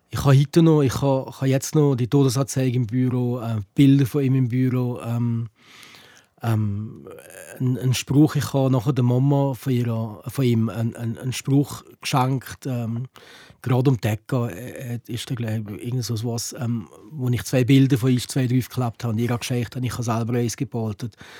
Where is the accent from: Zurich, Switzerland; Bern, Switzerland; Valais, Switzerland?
Valais, Switzerland; hier bei uns im Wallis